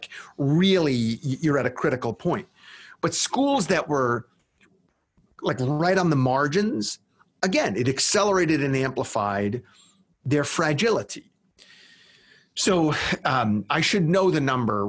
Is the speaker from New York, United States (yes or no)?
yes; New York, United States; my home state of New York